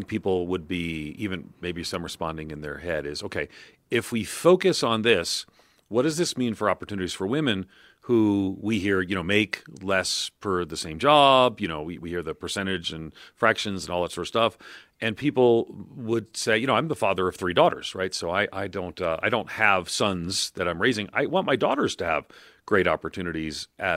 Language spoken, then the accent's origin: English; New York, United States; born or raised there; moved away